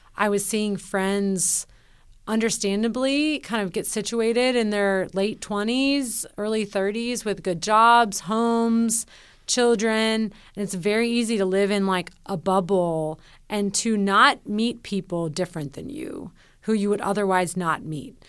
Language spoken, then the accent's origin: English; Nashville, Tennessee, United States; moved away as an adult; When I moved back to Nashville, my hometown